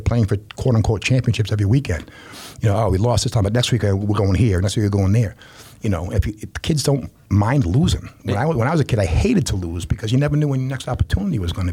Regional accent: Rhode Island, United States; I'm from Rhode Island, so it's a small state

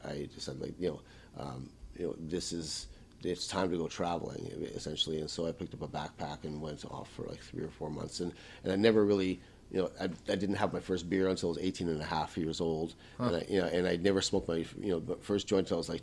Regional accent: Winnipeg, Manitoba, Canada; English is a second language; also born or lived in Bratislava, Czechoslovakia; I grew up in New Winnipeg in Charleswood.

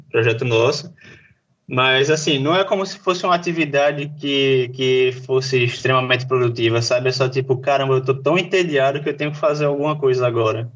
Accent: João Pessoa, Paraíba, Brazil; eu sou daqui de João Pessoa

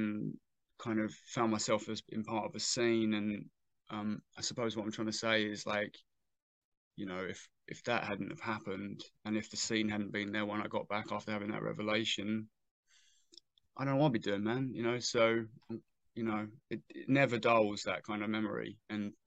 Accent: Southend-on-Sea, East of England, United Kingdom; my hometown

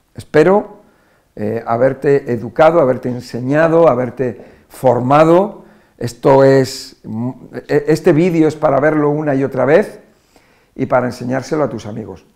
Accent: Spain; Nosotros en España lo llamamos batidos

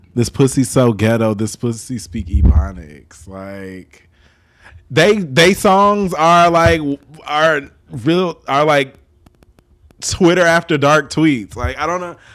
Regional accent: Chicago, Illinois, United States; I grew up in Chicago

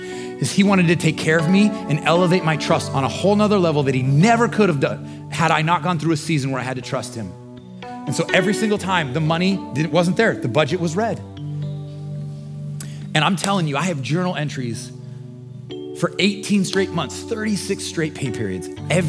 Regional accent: United States; as American

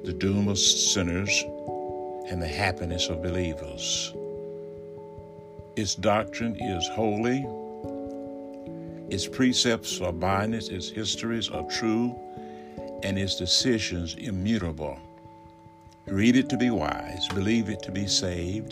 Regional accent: Alabama, United States; moved away; I am in my home state of Alabama, recording from my study in the community of which I grew up

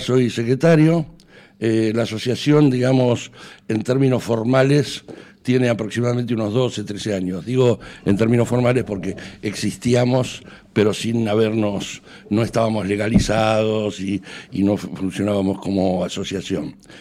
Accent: Argentina; now in Spain; tanto él como yo tenemos nacionalidad española, o sea, no contaríamos como argentinos

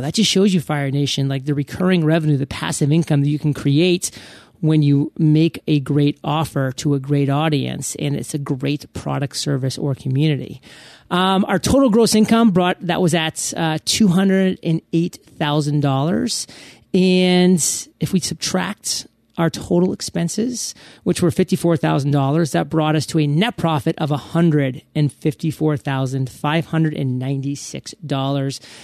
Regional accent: Maine, United States; moved away as an adult; now in Puerto Rico; I'm from Maine.

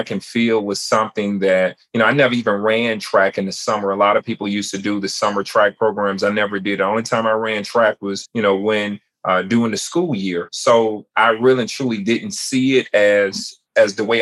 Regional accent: Chattanooga, Tennessee, United States; I was born and raised in Chattanooga, Tennessee

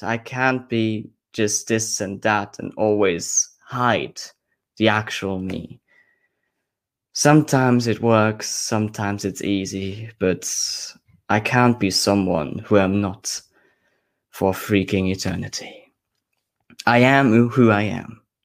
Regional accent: Austria; now in Scotland, United Kingdom; I'm a bird from Austria living now in Scotland

